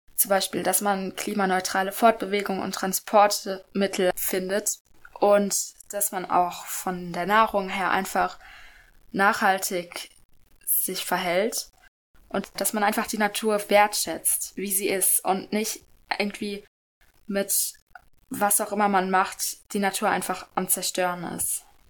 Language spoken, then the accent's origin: German; Karlsruhe, Baden-Württemberg, Germany; ich bin 13 Jahre alt und in der 8. Klasse und ich komme aus Karlsruhe